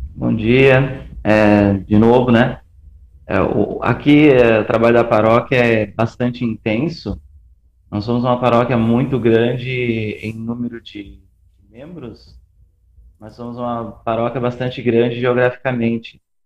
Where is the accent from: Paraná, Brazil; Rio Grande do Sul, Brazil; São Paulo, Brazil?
Rio Grande do Sul, Brazil; moved away as an adult; eu sou do Rio Grande do Sul